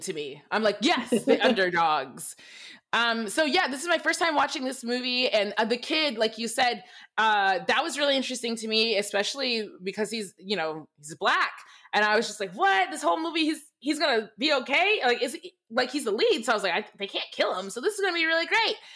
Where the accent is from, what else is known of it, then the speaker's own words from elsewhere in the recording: Michigan, United States; I, I grew up in Michigan. I grew up in an all white town in Michigan.